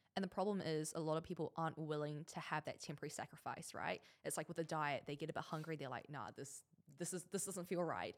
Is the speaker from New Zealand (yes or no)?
yes; Auckland, New Zealand; moved away as an adult; now in Dubai, United Arab Emirates; growing up in New Zealand, when my parents came over, they had absolutely nothing.